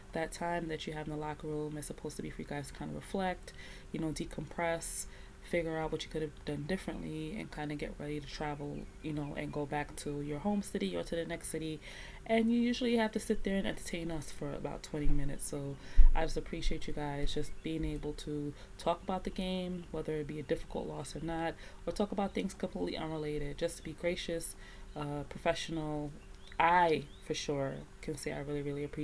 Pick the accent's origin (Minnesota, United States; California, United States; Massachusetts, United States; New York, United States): New York, United States; you're in New York. You're in my hometown